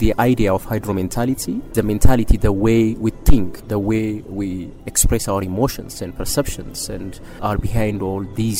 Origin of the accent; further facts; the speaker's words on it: Ethiopia; moved away as an adult; now in Lund, Sweden; I'm originally from Ethiopia, and currently I'm a PhD student in the Department of Political Science in Lund.